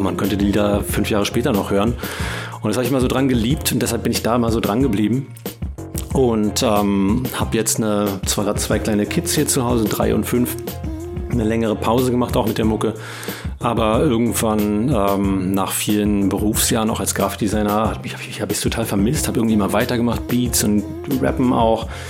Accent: Berlin, Germany; ich bin Berliner, äh, mein Leben lang in Berlin gewesen, hier aufgewachsen und geboren

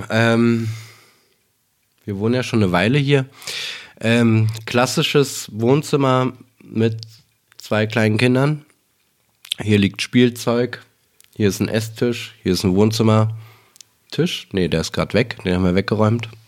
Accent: Berlin, Germany; born there; geboren in Berlin, ähm, lebe auch noch in Berlin

